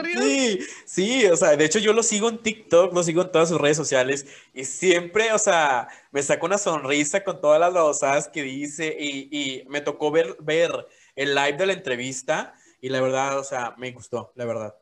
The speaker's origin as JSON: {"language": "Spanish", "country": "Cuba", "said": "yo soy cubano"}